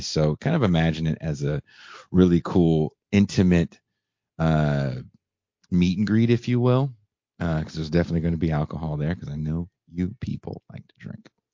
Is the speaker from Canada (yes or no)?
no; Bay Area, California, United States; I'm from the Bay Area.